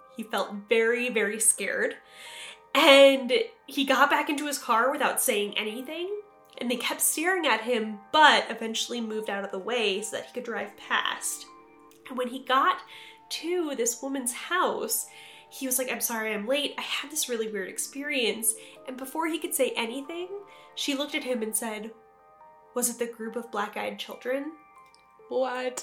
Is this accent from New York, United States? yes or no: yes; New York, United States; my home state of New York